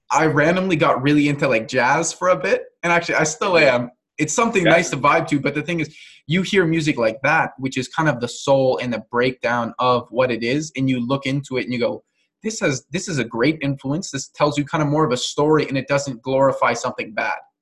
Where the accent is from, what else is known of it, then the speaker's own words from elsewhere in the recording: Canada; I'm not American, but and I'm fully Canadian